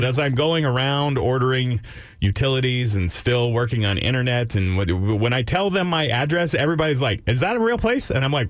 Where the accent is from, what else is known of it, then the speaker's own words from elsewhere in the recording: Austin, Texas, United States; also born or lived in Round Rock, Texas; I was born in Austin, Texas. Have lived here my entire life, if you count the 15 years that I lived in Round Rock.